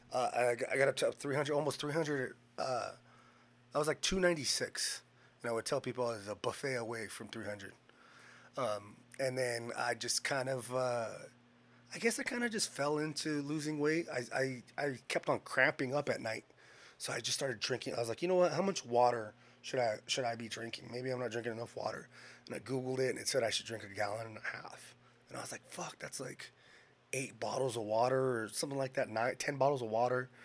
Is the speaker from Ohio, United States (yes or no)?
no; Bakersfield, California, United States; also born or lived in Washington; I grew up here in Bakersfield